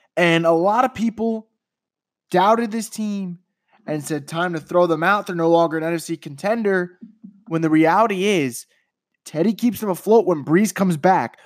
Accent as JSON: {"language": "English", "region": "New York", "country": "United States", "said": "I'm from New York"}